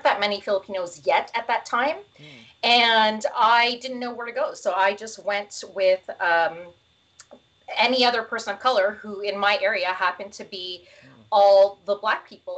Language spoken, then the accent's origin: English; Toronto, Ontario, Canada; I grew up in Scarborough